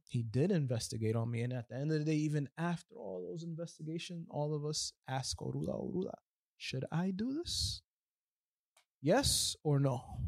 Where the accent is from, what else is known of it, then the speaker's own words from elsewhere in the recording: New York, United States; moved away as an adult; now in Miami, United States; I'm from New York, I was raised in New York